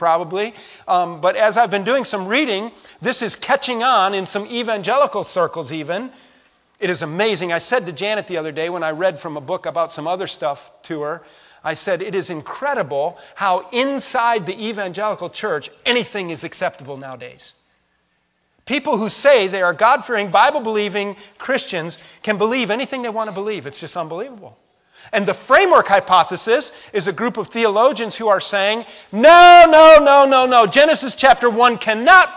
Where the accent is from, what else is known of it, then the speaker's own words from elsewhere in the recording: West Virginia, United States; we're from West Virginia